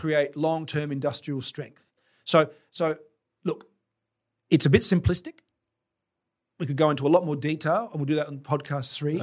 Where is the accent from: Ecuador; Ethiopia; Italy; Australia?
Australia; South Australia; being South Australian